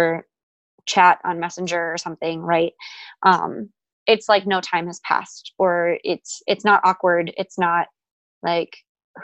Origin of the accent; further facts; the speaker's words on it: Wisconsin, United States; moved away as an adult; now in Texas, United States; I'm from Wisconsin originally